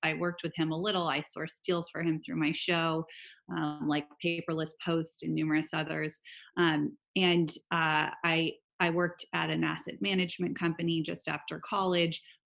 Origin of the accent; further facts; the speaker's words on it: Silicon Valley, California, United States; I grew up in Silicon Valley.